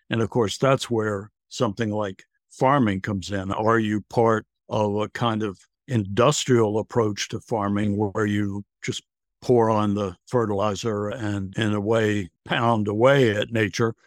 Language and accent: English; Virginia, United States; now in England, United Kingdom; I grew up in Virginia. I live in England now